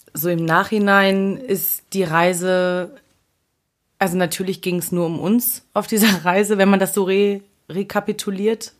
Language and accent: German; Dresden, Saxony, Germany; now in Berlin, Germany; Dresden ist auch eine große Stadt